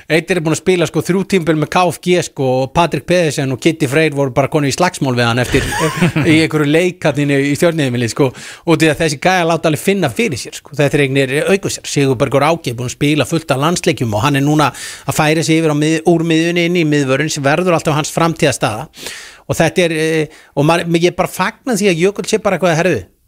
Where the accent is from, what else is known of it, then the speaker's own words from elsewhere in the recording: Garðabær, Capital Region, Iceland; ég er alltaf garbaðingu